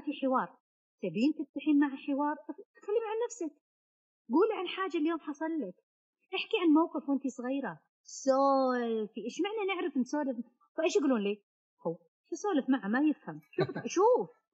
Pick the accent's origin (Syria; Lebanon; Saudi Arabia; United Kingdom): Saudi Arabia; عندنا في السعوديه